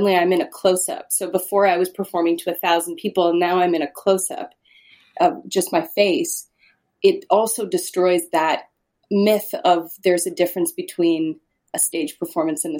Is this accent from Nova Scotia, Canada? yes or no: no; Saskatchewan, Canada; moved away; I grew up in Saskatchewan